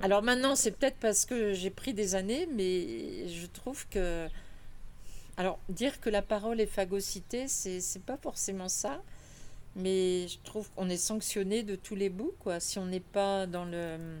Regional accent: Paris, Île-de-France, France; moved away as an adult; now in Chorey-lès-Beaune, France; je suis née à Paris 12e, dans le faubourg Saint-Antoine. j'ai suis une fille du faubourg

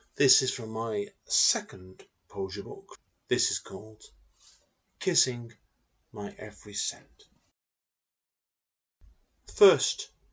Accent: Manchester, North West England, United Kingdom; I am born and bred in the Manchester area of the United Kingdom

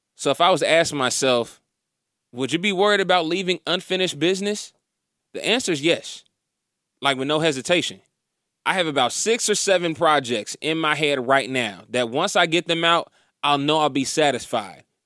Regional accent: Indiana, United States; moved away; also born or lived in Atlanta; we were growing up in Indiana

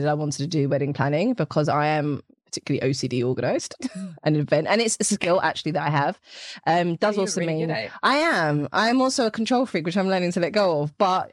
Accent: England, United Kingdom; accent: British/English; my English accent

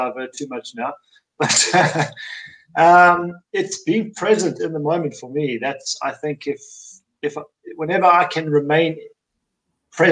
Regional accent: South Africa; now in Hungary; I'm from South Africa, but living in Hungary.

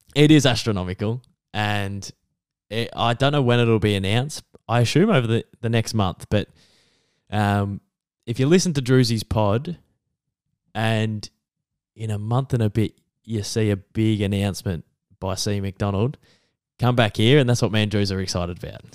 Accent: Geelong, Victoria, Australia; my hometown

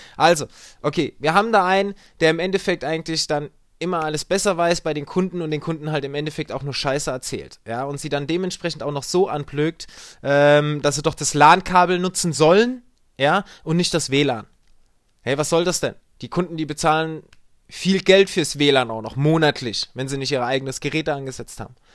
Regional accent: Germany; Wir haben hier einige bei uns in Deutschland

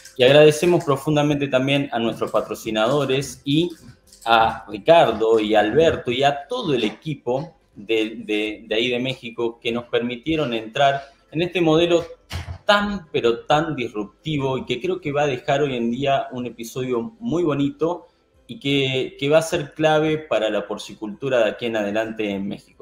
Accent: Argentina; soy de Argentina

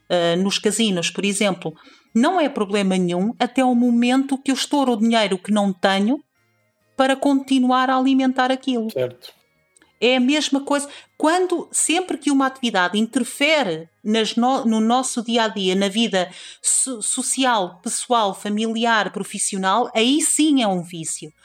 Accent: Trás-os-Montes, Norte, Portugal; seja a cultura transmontana, seja o facto de eu ter, ter crescido no bairro onde cresci

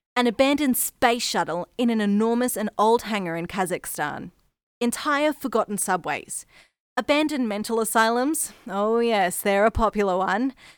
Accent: Brisbane, Queensland, Australia; If you can't tell by the accent, I'm from Australia, the city of Brisbane in Queensland to be specific.

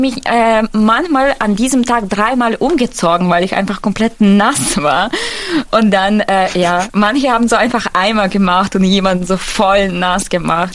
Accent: near Lviv, Western Ukraine, Ukraine; German is a second language; now in Germany; ich komme aus der Westukraine

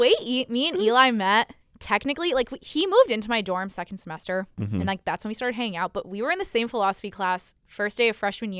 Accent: Canada; Yeah, I'm Canadian.

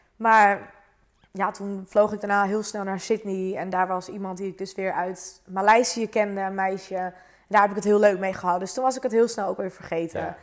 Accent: Zuidoost-Beemster, North Holland, Netherlands; Ik kom uit Zuidoost-Beemster. Dat ligt naast Purmerend.

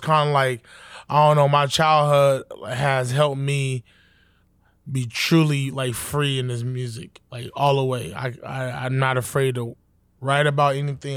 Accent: New York City, New York, United States; I was born in Southside, Jamaica, Queens

